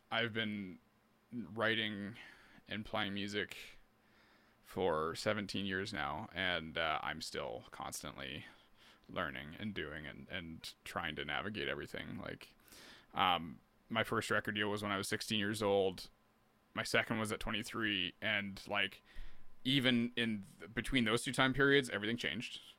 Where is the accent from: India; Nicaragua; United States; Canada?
Canada; But as a Canadian artist, it's really hard to if you're not going straight niche somewhere, you know